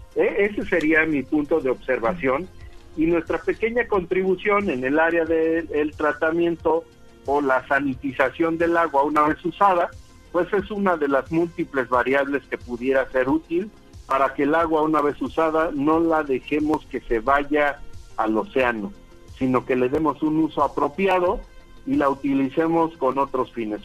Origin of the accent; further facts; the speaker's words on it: Mexico; como mexicanos